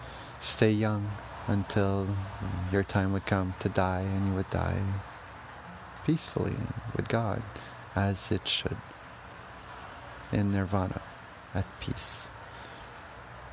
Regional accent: Canada; as a Canadian

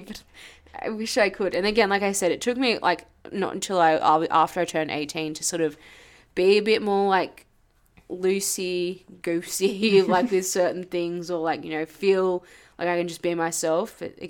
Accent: Jamaica; So we are from Jamaica.

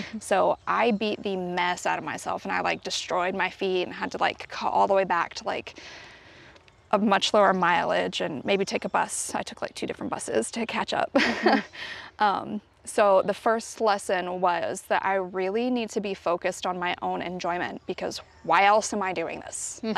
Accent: United States; I am from the United States

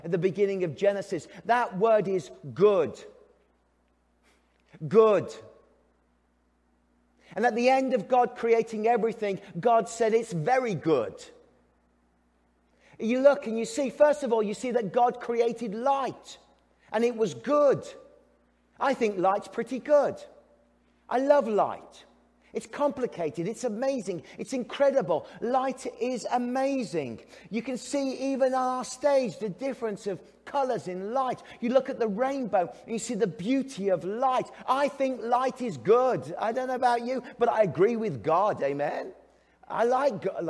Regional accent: England, United Kingdom; now in Canada; I'm English

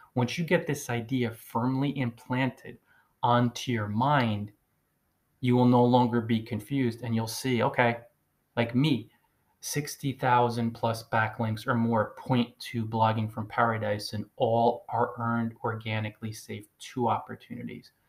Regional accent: New Jersey, United States; first language English; someone like myself who was born in the United States, and English is my native language. I started learning it when I was a little baby. My subconscious mind was open. 46 years ago, tiny little baby arrived in New Jersey

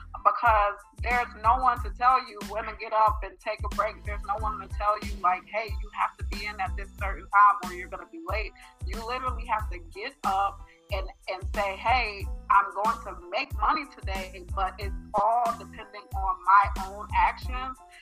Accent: New York City, New York, United States; now in Atlanta, United States; I am 27 years old from Queens, New York. I do live in Atlanta.

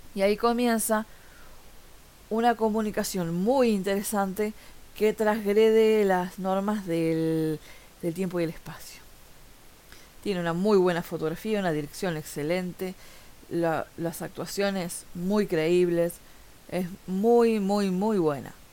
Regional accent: Montevideo, Uruguay; soy de Montevideo, Uruguay

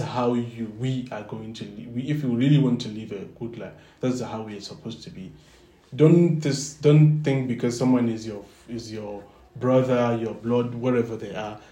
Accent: Nigeria; moved away; I'm from I'm Nigerian

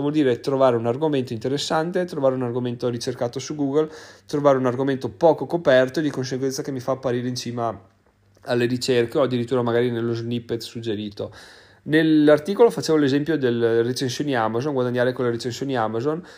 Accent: Veneto, Italy; sono proprio veneto doc

